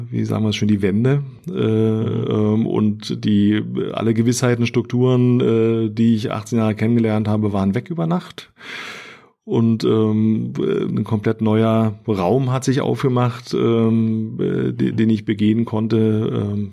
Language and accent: German; Erkner, Brandenburg, Germany; bin in Erkner groß geworden, ja, ähm, das ist so die letzte S-Bahn-Station ähm, Richtung Osten.